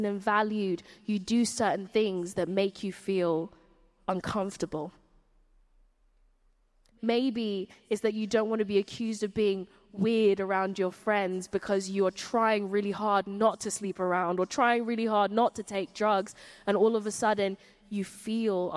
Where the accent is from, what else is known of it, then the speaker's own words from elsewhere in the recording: Surrey, South East England, United Kingdom; I grew up in Surrey, and there weren't many people who looked like me in Surrey.